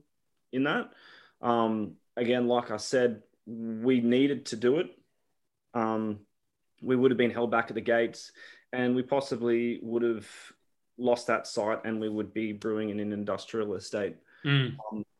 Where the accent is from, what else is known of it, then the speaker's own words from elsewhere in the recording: Brisbane, Queensland, Australia; I grew up in the area as well, like from in Cannon Hill